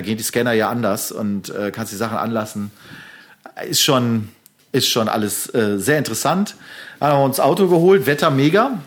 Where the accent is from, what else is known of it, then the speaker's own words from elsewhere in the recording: Germany; als Deutsche